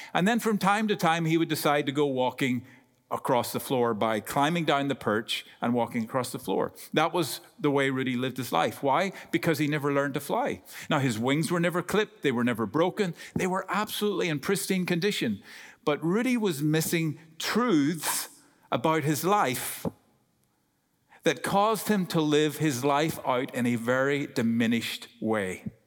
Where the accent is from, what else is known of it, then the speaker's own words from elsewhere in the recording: Ireland; accent: Irish; I'm Irish